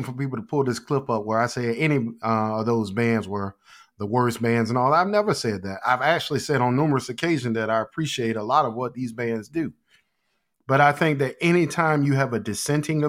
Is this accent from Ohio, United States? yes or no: no; Portsmouth, Virginia, United States; when I grew up in Portsmouth, I was growing up around people